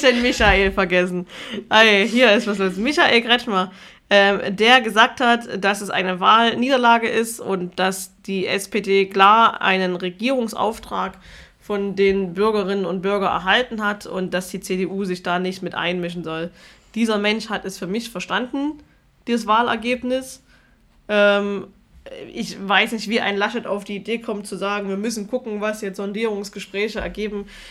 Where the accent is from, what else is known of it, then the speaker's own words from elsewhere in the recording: Germany; jeder Zweite in meinem Heimatdorf die AfD gewählt hat